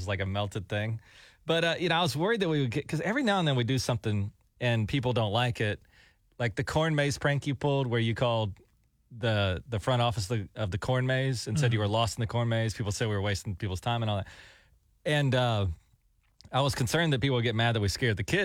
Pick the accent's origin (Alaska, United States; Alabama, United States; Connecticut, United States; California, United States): Alabama, United States; now in Oklahoma, United States; we grew up in Alabama